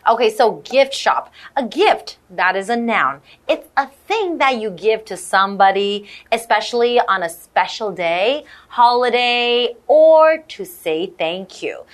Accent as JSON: {"language": "English", "region": "Ontario", "country": "Canada", "tie": "born or raised there", "said": "I grew up in Canada, in yeah. Ontario, Canada."}